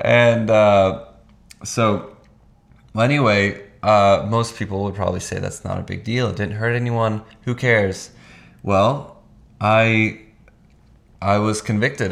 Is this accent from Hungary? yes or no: yes; Hungary; moved away; I was born in Hungary and did kindergarten there